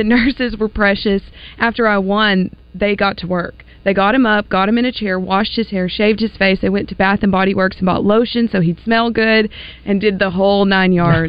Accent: Stuttgart, Arkansas, United States; Growing up in Stuttgart

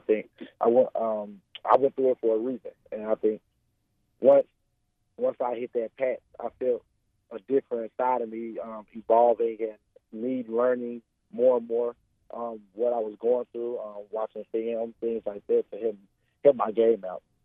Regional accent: Jacksonville, Arkansas, United States; I'm from Jacksonville

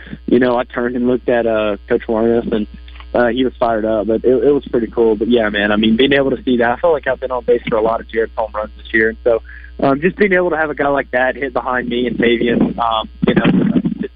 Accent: Louisiana, United States; moved away; growing up in Louisiana

